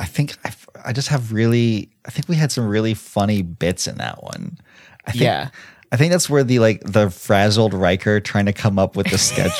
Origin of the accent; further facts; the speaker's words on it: Atlanta, Georgia, United States; Atlanta, my hometown